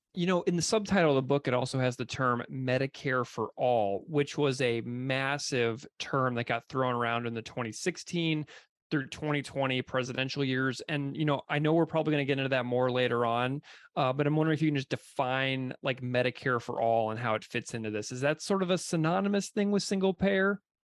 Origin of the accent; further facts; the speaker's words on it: St. Louis, Missouri, United States; a person who grew up in St. Louis and who did my undergrad at Mizzou